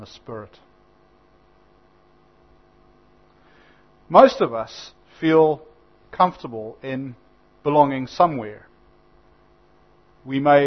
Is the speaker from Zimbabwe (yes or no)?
yes; Zimbabwe; now in New Zealand; I had to renounce my Zimbabwean citizenship